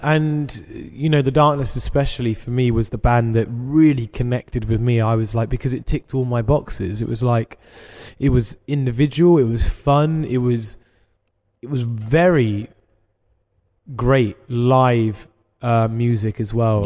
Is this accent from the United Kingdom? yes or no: yes; England, United Kingdom; we're English